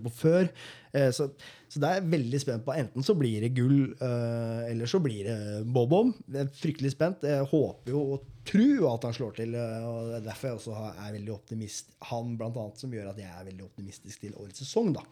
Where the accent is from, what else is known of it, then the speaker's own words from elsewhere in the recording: Moss, Østfold, Norway; som mossing